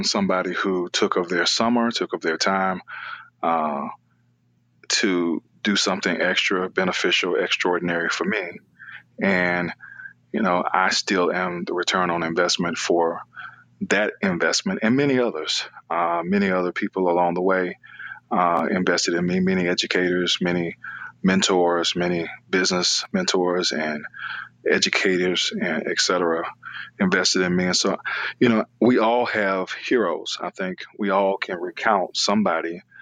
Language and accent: English; Decatur, Georgia, United States; I grew up in Atlanta, Georgia, or right outside of Atlanta, Georgia, in Decatur, Georgia